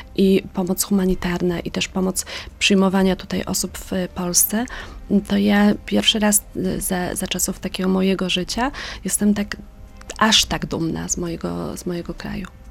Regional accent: Poland; jako Polka, nie jestem Ukrainką

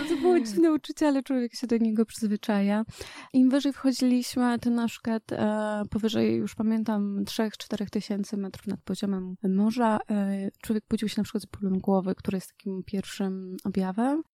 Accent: Świętokrzyskie Voivodeship, Poland; Ja też pochodzę ze Świętokrzyskiego, więc mamy tam małe góry

